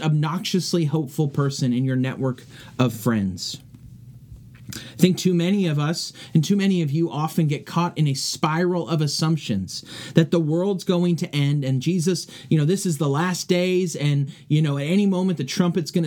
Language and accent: English; California, United States; moved away; back in my hometown of California